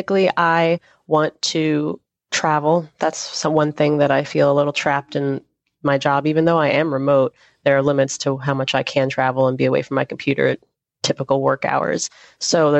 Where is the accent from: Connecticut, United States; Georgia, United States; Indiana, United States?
Georgia, United States; Atlanta; I'm from Atlanta